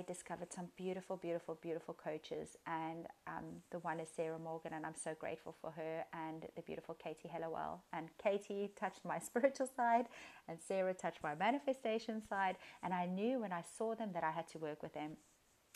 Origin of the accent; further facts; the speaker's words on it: Cape Town, Western Cape, South Africa; I am from Cape Town, South Africa.